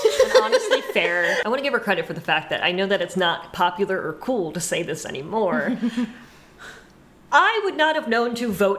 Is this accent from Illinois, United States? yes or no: no; Pennsylvania, United States; I'm from Pennsylvania.